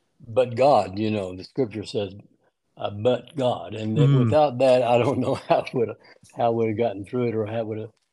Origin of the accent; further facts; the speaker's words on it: Lubbock, Texas, United States; also born or lived in Brownfield, Texas; I was born in West Texas, in Lubbock. In Lubbock. Raised on a farm between Lubbock and Brownfield.